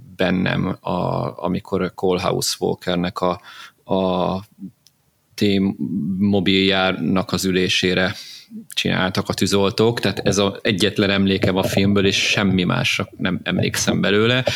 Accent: Hungary; én ugye ilyen vidéki gyerek vagyok, és időnként így fellátogattam Pestre

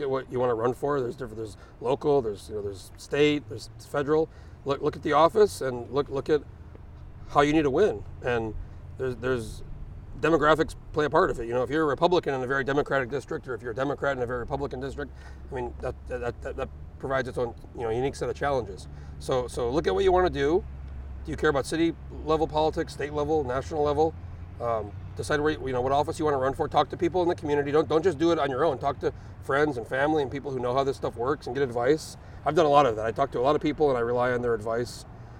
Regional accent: Alaska, United States; And he goes, where are you from? And I go, I'm from Alaska.

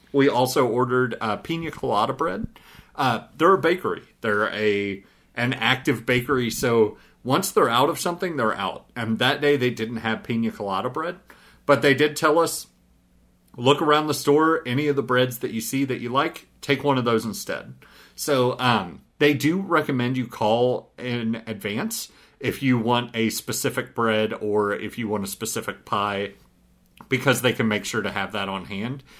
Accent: Southeast Missouri, United States; I grew up in Southeast Missouri

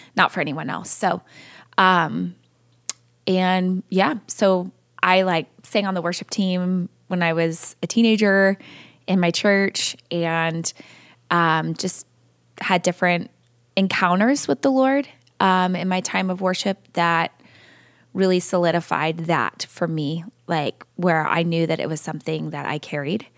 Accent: California, United States; I was born and raised in California

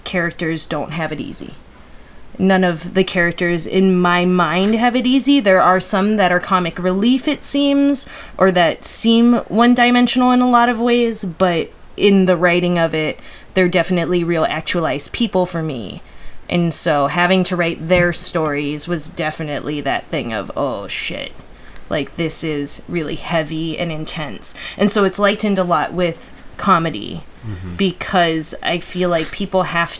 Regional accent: Hawaii, United States; moved away as an adult; now in Chicago, United States; I was from Hawaii, and then all of a sudden we were talking in Pidgin

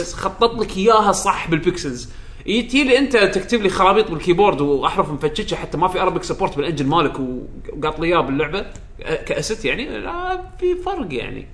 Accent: Kuwait; أنا كويتي

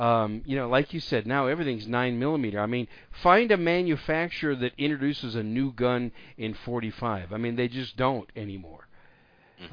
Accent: Wisconsin, United States; My home state of Wisconsin

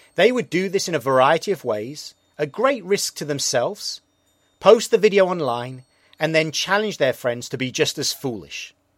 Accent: England, United Kingdom; now in New York, United States; I'm an Englishman in New York

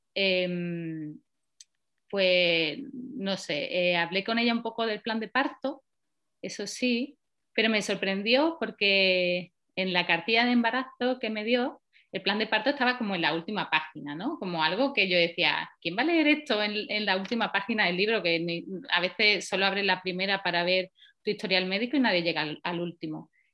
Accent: Paradas, Andalusia, Spain; moved away as an adult; also born or lived in Valencia; now in Oslo, Norway; yo soy de Sevilla, de un pueblecito pequeño que se llama Parada y, he vivido allí muchos años

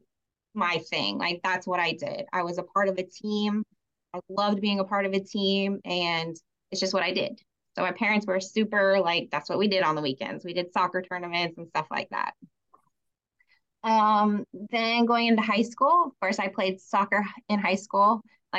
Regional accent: Tampa, Florida, United States; moved away as an adult; also born or lived in Utah / Las Vegas, Nevada; I was born in the Tampa area.

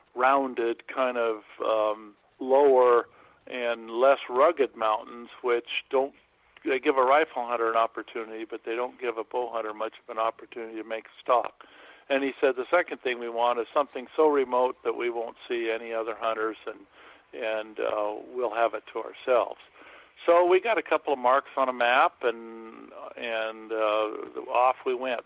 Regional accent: Montana, United States; also born or lived in Hawaii; I grew up in Montana

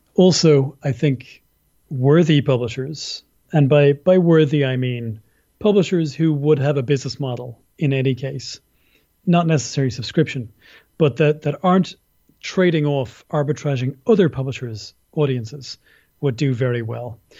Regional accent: Ireland; also born or lived in Dublin; I'm an Irish person. I live in Dublin, in Ireland.

